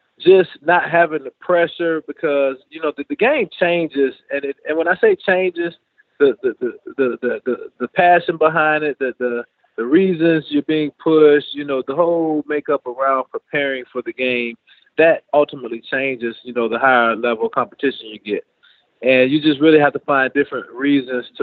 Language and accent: English; Jacksonville, Florida, United States; my hometown in Jacksonville